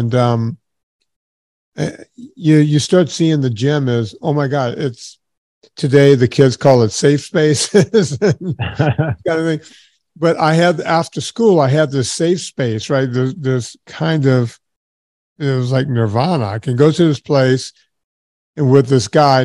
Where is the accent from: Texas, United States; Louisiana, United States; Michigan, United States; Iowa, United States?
Louisiana, United States; southern; I grew up in the smallest town ever in southern Louisiana